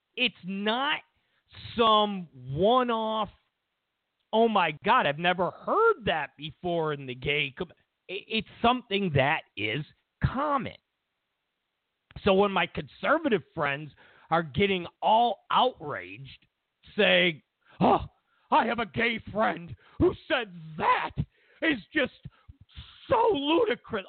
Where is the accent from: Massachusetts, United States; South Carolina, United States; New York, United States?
New York, United States; now in Los Angeles, United States; I'm from New York and I'm somewhat old school